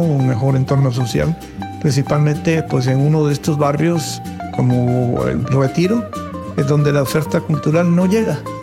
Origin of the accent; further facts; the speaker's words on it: Tlacotalpan, Veracruz, Mexico; para mí haber nacido en Tlacotalpan es una bendición.